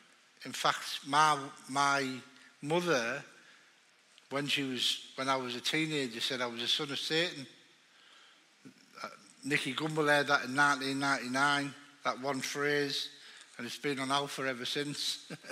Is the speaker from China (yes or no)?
no; the north of England, United Kingdom; I'm just a big fat northerner, right?